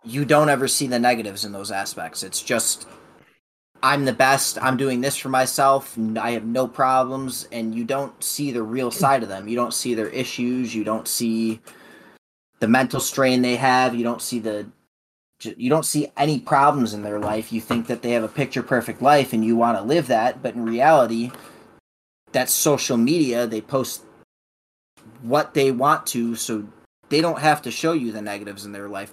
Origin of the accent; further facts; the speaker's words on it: Illinois, United States; also born or lived in Elizabethtown, Kentucky; I was born in Elizabethtown, Kentucky, but moved to the state of Illinois at about a year old. Born or raised in the state of Illinois.